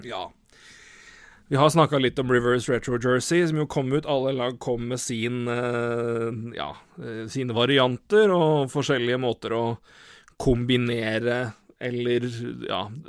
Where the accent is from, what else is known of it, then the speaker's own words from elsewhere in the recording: Elverum, Innlandet, Norway; moved away; Jeg har vært jeg har vært hjemme i Elverum siden, siden, juni, og rett og slett bodd hjemme.